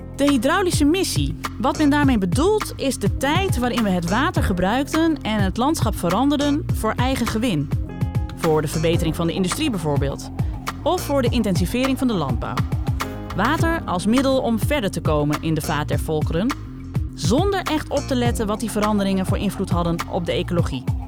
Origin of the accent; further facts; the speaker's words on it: Friesland, Netherlands; dat ik voor het eerst in een OU-podcast even Fries kan praten